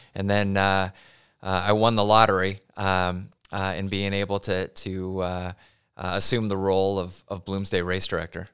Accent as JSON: {"language": "English", "town": "Pullman", "region": "Washington", "country": "United States", "tie": "born or raised there", "lives_now": "Spokane, United States", "said": "I'm a Pullman kid, born and raised"}